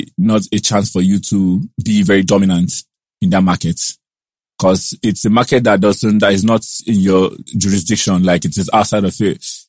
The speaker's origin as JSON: {"language": "English", "town": "Onitsha", "region": "Anambra", "country": "Nigeria", "tie": "born or raised there", "also_born_or_lived": "Enugu", "moved": "yes", "lives_now": "Lagos, Nigeria", "said": "us that were born into Onitsha"}